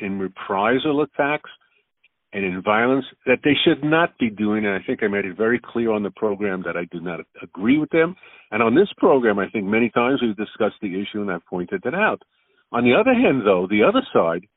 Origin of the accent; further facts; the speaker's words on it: United States; now in Israel; I was brought up in America educationally